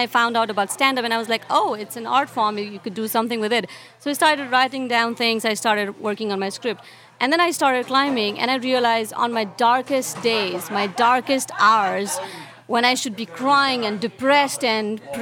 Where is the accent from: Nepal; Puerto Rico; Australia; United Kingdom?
Nepal; English is a second language; moved away; As kids, we're growing up in Nepal